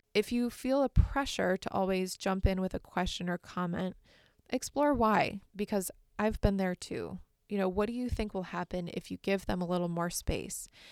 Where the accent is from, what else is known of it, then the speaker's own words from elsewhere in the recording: Michigan, United States; also born or lived in Massachusetts; I was raised in Michigan and I still live here now